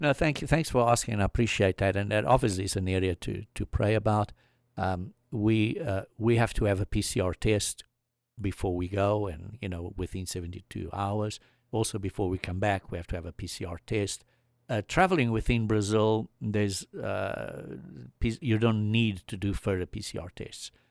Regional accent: South Africa; moved away; I came from South Africa

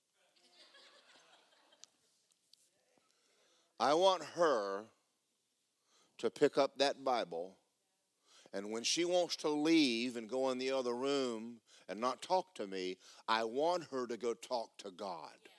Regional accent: Georgia, United States; I grew up in Georgia

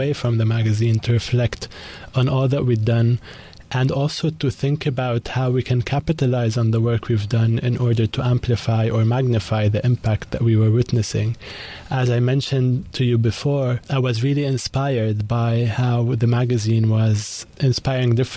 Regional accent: Koura, North Governorate, Lebanon; also born or lived in Beirut; So I was born and raised in Lebanon, in north of Lebanon, in a region called Koura, which is by the coast, next to Tripoli

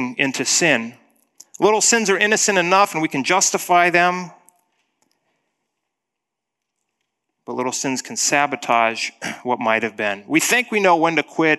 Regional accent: Black Hills of South Dakota, United States; growing up in the Black Hills of South Dakota

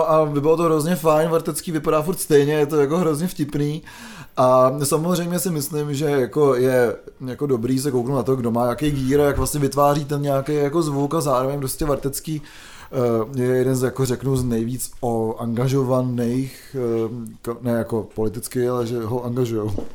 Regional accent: České Budějovice, South Bohemian Region, Czechia; pocházím z Českých Budějovic

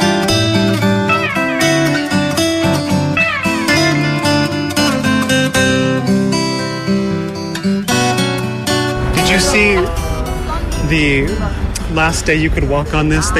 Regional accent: United States; also born or lived in Los Angeles; now in Seoul, South Korea; we're both from America.

